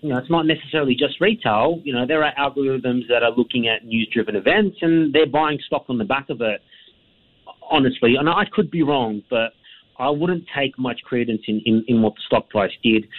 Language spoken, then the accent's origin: English; Australia; as an Australian